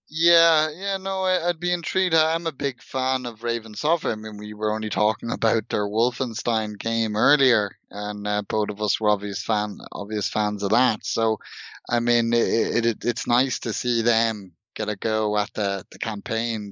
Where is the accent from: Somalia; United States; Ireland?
Ireland; Dublin, Leinster; I'm from Dublin, and Dublin is partly consisted of a, a former Viking settlement.